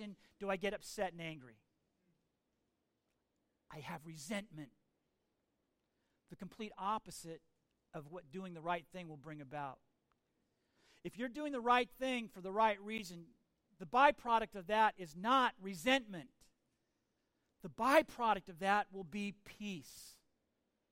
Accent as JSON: {"language": "English", "country": "United States", "said": "I'm an American"}